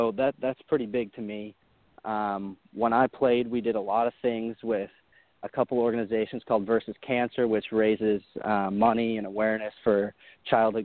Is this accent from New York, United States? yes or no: yes; Syracuse, New York, United States; I grew up in Syracuse, New York